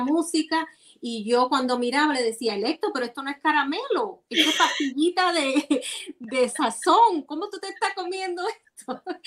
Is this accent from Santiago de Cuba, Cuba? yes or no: yes; Santiago de Cuba, Cuba; moved away; como santiaguera